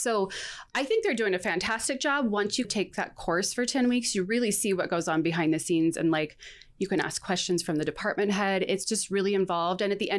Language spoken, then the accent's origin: English; Bay Area and Sacramento, Northern California, United States; moved away as an adult; also born or lived in Provo, Utah; now in Spanish Fork, United States; So I grew up in the Bay Area and then Sacramento.